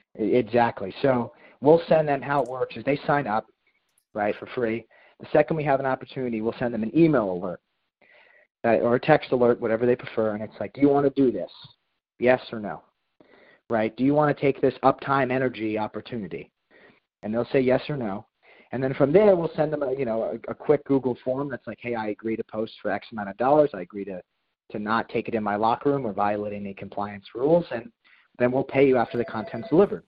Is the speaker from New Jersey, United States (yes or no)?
yes; Princeton, New Jersey, United States; moved away as an adult; also born or lived in Washington, D.C.; Hugh and I are both from Princeton, New Jersey.